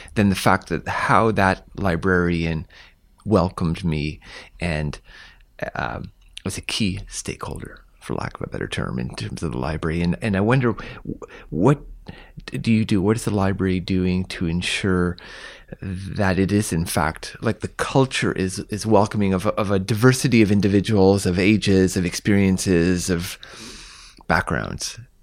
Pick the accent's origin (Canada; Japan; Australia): Canada; Sackville, New Brunswick; when I was very young, growing up in New Brunswick